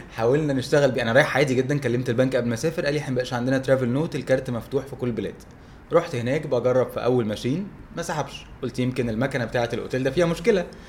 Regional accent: Egypt; احنا عندنا في مصر في فرق توقيت

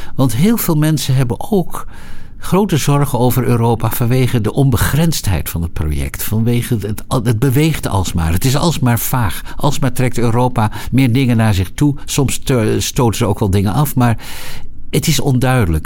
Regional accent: Netherlands; wij natuurlijk als Nederlanders

